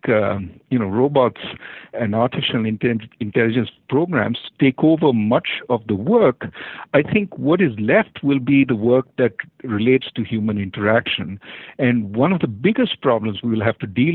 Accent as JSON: {"language": "English", "country": "India", "tie": "born or raised there", "moved": "yes", "said": "When I grew up in India, we used to live in apartment buildings"}